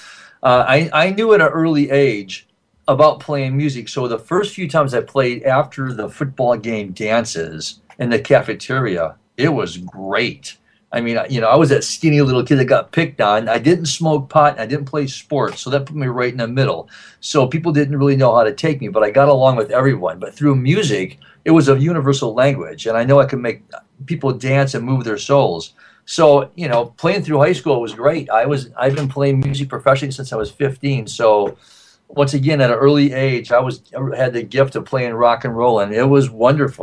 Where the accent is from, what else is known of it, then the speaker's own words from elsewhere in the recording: Grand Rapids, Michigan, United States; moved away; growing up in Grand Rapids, Michigan